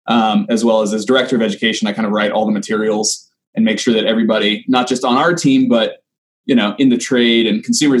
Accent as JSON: {"language": "English", "town": "Kansas City", "country": "United States", "also_born_or_lived": "Manhattan, Kansas", "said": "I'm actually from the Kansas City area"}